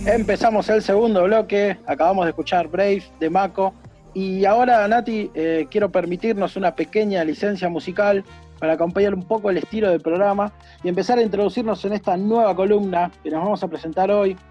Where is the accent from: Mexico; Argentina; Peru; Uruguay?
Argentina; Yo como argentino competitivo que soy